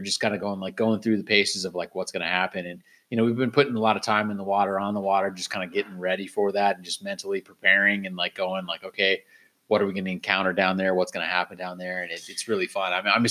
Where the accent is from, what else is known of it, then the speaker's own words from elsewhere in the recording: Claremont, California, United States; my hometown, man. Claremont